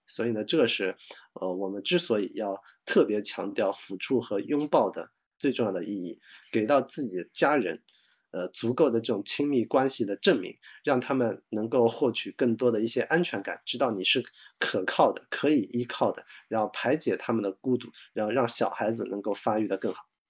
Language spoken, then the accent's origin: Chinese; China; 我们中国人讲，就是，呃，三岁看七岁